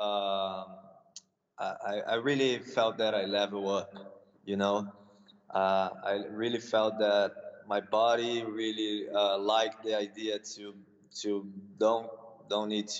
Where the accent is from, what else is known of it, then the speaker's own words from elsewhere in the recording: Campinas, São Paulo, Brazil; English is a second language; also born or lived in California; now in São Paulo, Brazil; now I'm in my hometown with in my mother's house.